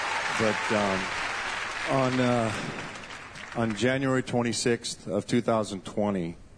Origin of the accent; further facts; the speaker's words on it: Huntington Beach, California, United States; I'm from Huntington Beach, California.